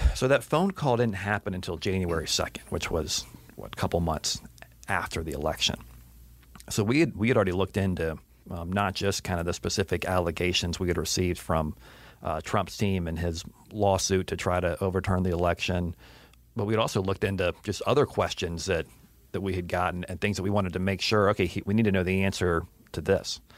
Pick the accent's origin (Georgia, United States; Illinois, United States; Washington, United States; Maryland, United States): Georgia, United States; Atlanta; I grew up in Atlanta